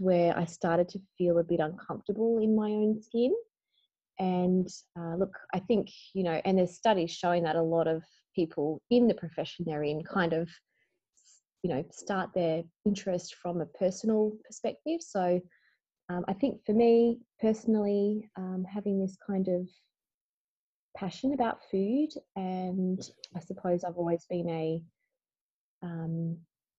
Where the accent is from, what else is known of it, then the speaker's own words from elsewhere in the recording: Bendigo, Victoria, Australia; I grew up in Bendigo, Victoria